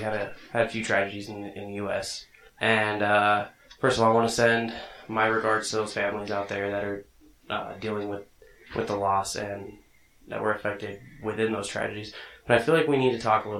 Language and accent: English; Southwest, United States; I grew up in the Southwest, and it's a highly Hispanic populated area